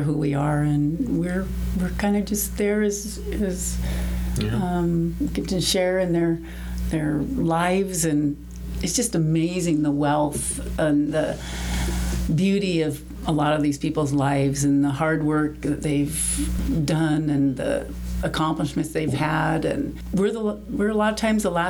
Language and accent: English; Southern California, United States; also born or lived in Montana; now in Mesquite, United States; I was raised in California, Southern California